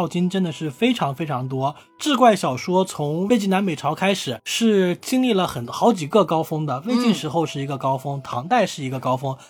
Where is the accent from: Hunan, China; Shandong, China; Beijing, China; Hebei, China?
Hunan, China; 对，像大老师的家乡福建啦，和我的家乡湖南啦，对不对？都是，